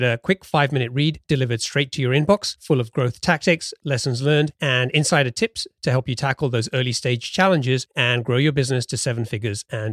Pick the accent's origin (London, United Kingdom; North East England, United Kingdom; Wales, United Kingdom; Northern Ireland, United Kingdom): London, United Kingdom; moved away as an adult; now in Seattle area, United States; I grew up in London and spent most of my life out there